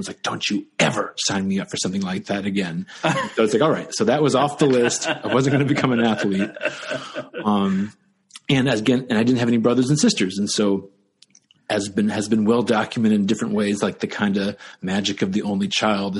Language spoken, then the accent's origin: English; Dayton, Ohio, United States; moved away as an adult; I grew up in Ohio, Dayton, Ohio, which had a lot of arts